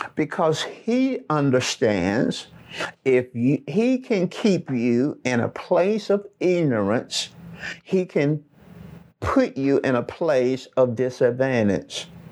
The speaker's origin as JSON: {"language": "English", "town": "Birmingham", "region": "Alabama", "country": "United States", "accent": "Southern", "said": "I'm from Birmingham, Alabama"}